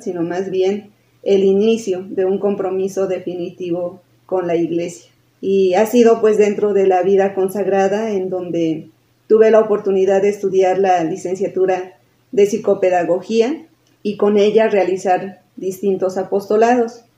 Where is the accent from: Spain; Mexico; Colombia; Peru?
Mexico; Tulancingo de Bravo, Hidalgo; moved away as an adult; también soy originaria de Tulancingo, de Bravo Hidalgo. Desde el 2006 dejé de vivir en Tulancingo